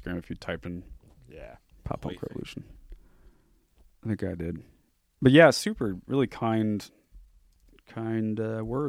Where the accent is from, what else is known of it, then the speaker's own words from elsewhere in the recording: Newport Beach, California, United States; born there; I was born in Newport Beach, California.